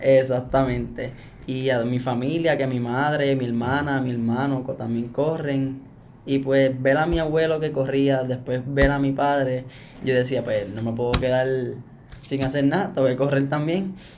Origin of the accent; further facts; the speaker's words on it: Aibonito, Puerto Rico; aquí en mi pueblo